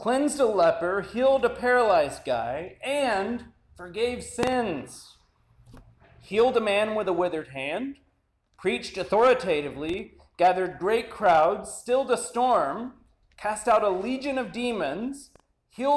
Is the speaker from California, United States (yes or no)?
no; a suburb of Oklahoma City, United States; born or raised there